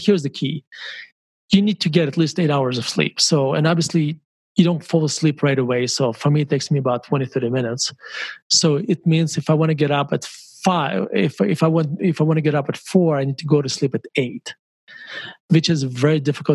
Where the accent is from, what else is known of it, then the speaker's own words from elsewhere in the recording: Murmansk, Murmansk Oblast, Russia; moved away; when I grew up in Murmansk